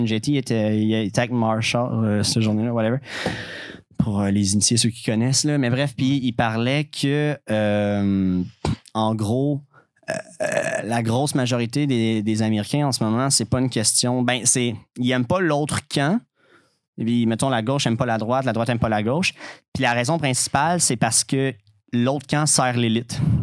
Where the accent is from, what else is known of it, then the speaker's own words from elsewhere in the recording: Quebec, Canada; en tant que Québécois